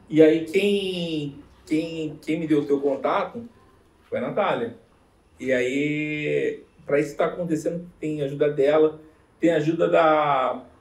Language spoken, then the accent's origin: Portuguese; Rio de Janeiro, Brazil; moved away as an adult; now in Curitiba, Brazil; sou carioca